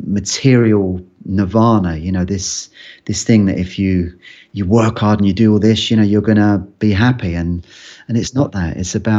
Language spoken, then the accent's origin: English; London, United Kingdom; accent: London; because I grew up in London, I had more of a London accent back then.